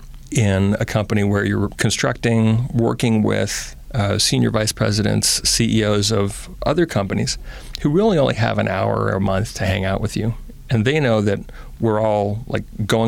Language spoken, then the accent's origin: English; Oakland, California, United States; also born or lived in Berkeley; I was born in Berkeley and raised in Oakland